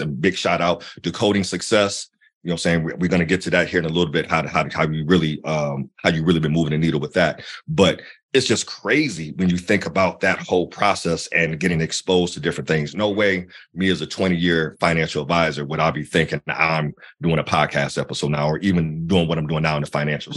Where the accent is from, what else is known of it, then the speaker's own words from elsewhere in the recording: Akron, Ohio, United States; I'm a kid from Akron